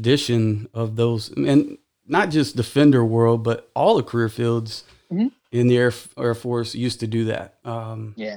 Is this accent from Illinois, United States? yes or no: no; Texas, United States; I'm from Texas